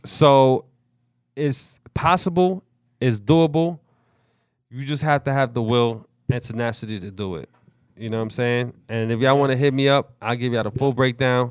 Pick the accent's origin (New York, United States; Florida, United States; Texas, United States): New York, United States; New York City; I grew up in the Bronx